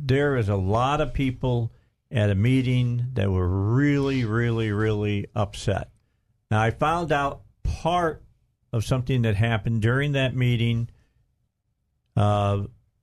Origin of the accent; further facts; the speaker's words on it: Indiana, United States; moved away as an adult; I grew up in Indiana